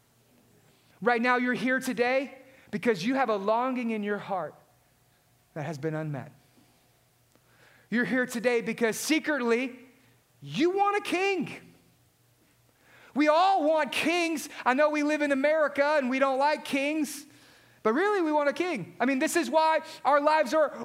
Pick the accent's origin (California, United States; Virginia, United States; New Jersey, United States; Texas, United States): Texas, United States; Southeast; Many of us, growing up in Southeast Texas